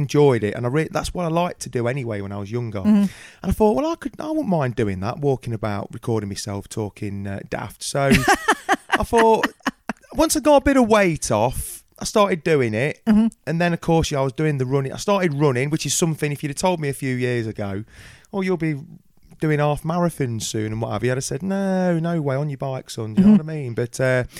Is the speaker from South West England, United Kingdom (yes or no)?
no; Coalville, Leicestershire, East Midlands, United Kingdom; I hail from Colvard in Leicestershire